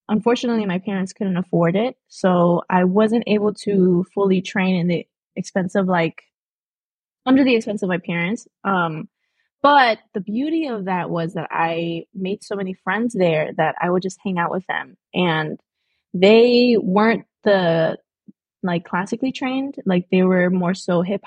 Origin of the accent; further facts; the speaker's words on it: Hartford, Connecticut, United States; I was born here in Connecticut.